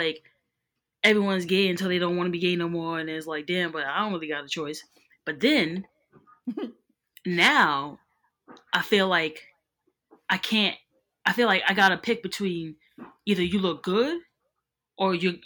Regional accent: New York, United States; I'm from here. Like, I mean, of course, I've gone other places, but like, I've never lived in another city

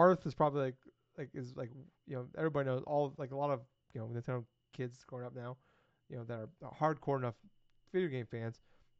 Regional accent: United States; I'm an American.

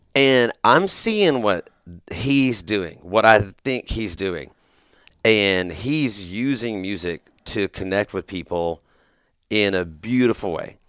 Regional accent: Grand Prairie, Texas, United States; I grew up here in Texas mm-hmm. in the Dallas Fort Worth Metroplex. I was born in Grand Prairie.

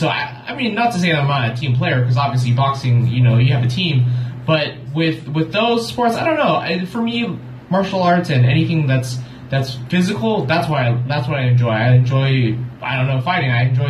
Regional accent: Long Beach, California, United States; So pretty much I've been in this area all my life.

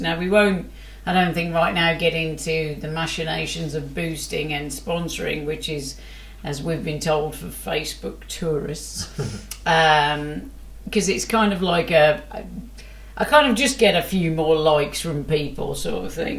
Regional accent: Wolverhampton, West Midlands, United Kingdom; I'm from Wolverhampton

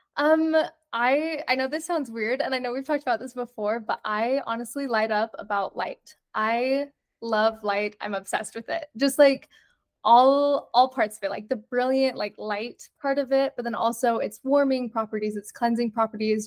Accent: Provo, Utah, United States; also born or lived in Argentina; I am from Provo, Utah, born and raised

